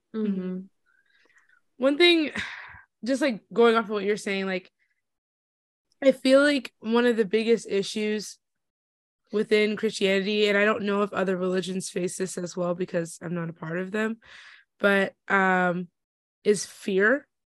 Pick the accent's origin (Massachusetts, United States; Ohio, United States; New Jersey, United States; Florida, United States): Florida, United States; growing up in Florida